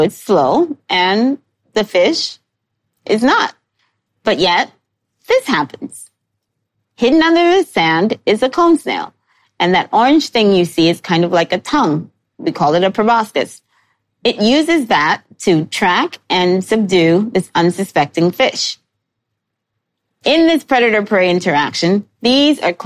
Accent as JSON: {"language": "English", "town": "New York City", "region": "New York", "country": "United States", "tie": "born or raised there", "said": "I grew up in New York City"}